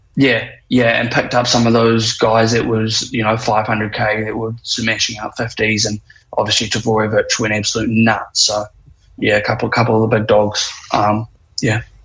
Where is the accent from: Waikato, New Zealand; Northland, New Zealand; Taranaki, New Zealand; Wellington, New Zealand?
Wellington, New Zealand; born and raised in Wellies